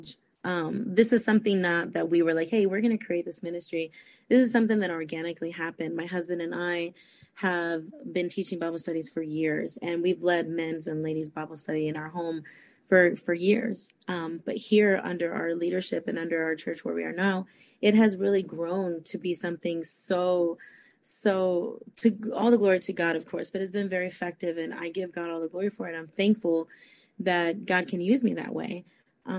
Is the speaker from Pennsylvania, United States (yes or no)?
no; San Francisco, California, United States; moved away as an adult; also born or lived in Costa Rica; now in Fort Myers, United States; I was born in Costa Rica, but I was raised in San Francisco, California. But I have been in Florida for many years now. Right now at the moment, I live in Fort Myers, Florida